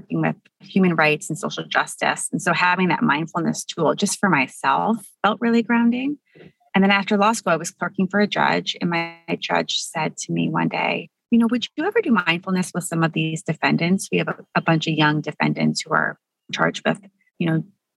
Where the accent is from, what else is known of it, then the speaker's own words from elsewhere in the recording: Buffalo, New York, United States; I grew up in Buffalo, New York